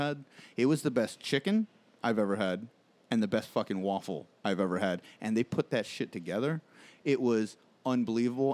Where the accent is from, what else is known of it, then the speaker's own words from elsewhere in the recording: Margate, Florida, United States; I was raised in South Florida